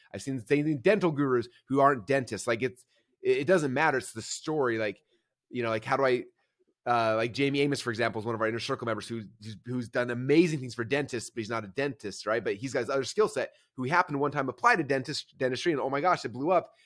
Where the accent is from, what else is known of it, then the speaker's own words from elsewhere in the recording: Boise, Idaho, United States; I'm from Boise, Idaho